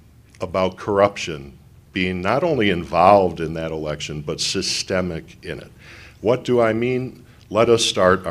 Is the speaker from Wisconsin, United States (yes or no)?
yes; Wisconsin, United States; So even though I come from America's Dairyland, Wisconsin, we have a lot in common, Colorado and Wisconsin.